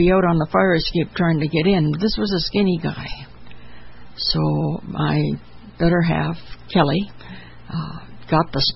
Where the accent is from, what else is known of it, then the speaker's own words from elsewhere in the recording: Chatham, Ontario, Canada; also born or lived in United States; now in Toronto, Canada; my hometown of Chatham